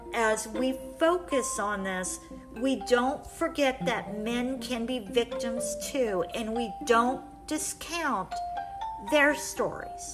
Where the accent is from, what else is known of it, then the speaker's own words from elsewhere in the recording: Colorado, United States; now in Kansas, United States; I am actually from Colorado.